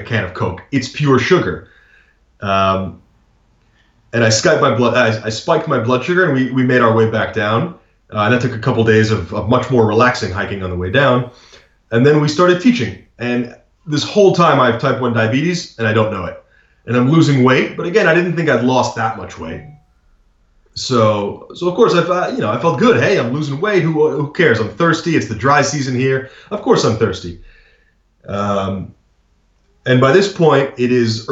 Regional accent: United States; as an American

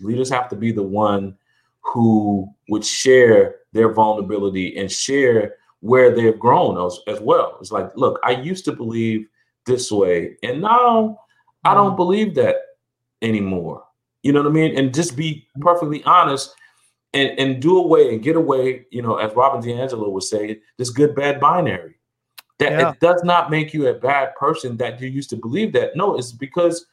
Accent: South Carolina, United States; when I was a kid growing up in South Carolina

